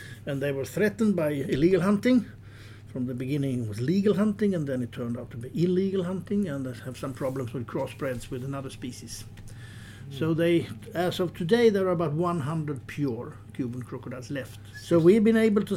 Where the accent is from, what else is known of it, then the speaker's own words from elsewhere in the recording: Sweden; As most Swedish people